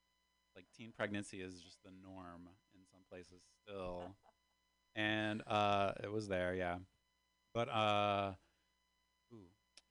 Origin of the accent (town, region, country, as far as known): West Virginia, United States; born or raised there; accent: Southern drawl